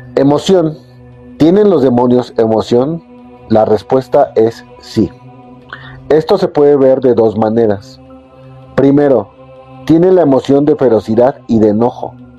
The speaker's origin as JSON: {"language": "Spanish", "country": "Mexico", "said": "yo soy de México"}